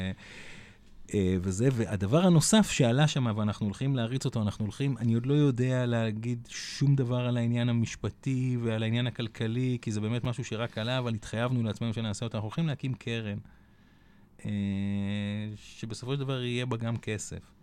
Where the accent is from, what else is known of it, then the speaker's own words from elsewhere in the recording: Hadera, Haifa District, Israel; moved away; אני מחדרה במקור, והבת שלי הייתה אצל ההורים שלי